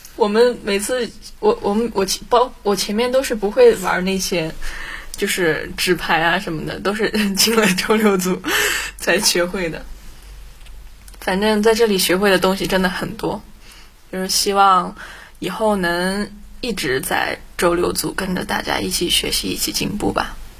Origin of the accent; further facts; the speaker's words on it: Xinjiang, China; 我是一个新疆人，所以前后鼻音不分